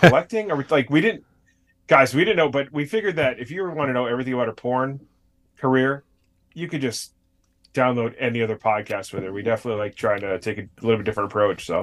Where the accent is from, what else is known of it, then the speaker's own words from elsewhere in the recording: Connecticut, United States; grew up on the other side of the state where, like, it, I didn't even know about New Haven pizza till I was, like, an adult